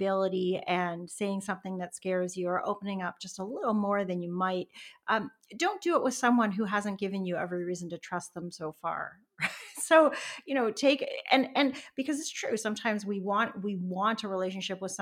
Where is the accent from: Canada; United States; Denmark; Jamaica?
Canada; also born or lived in Toronto; now in British Columbia, Canada; I'm a Canadian, and I've moved across the country from Toronto to British Columbia. I now live on the coast